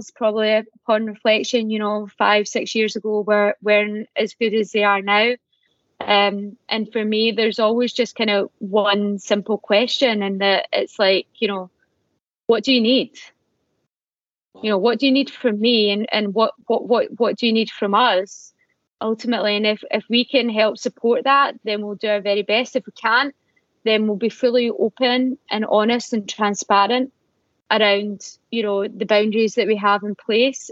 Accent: Glasgow, Scotland, United Kingdom; moved away; I'm from Glasgow

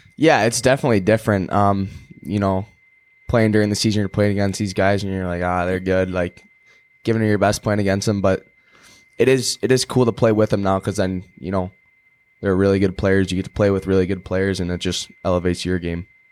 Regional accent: Chicago, Illinois, United States; I'm from Chicago

